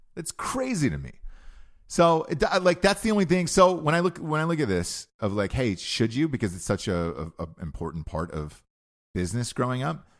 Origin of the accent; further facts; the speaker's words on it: Georgia, United States; moved away; I grew up in Georgia